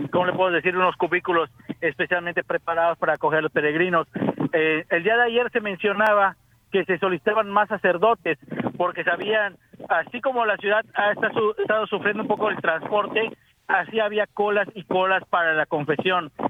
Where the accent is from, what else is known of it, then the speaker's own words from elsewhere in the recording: Mexico; now in Canada; soy mexicano viviendo en Canadá